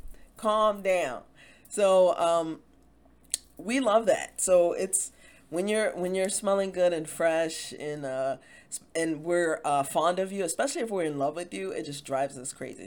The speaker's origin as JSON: {"language": "English", "town": "Baltimore", "region": "Maryland", "country": "United States", "said": "I'm from Baltimore"}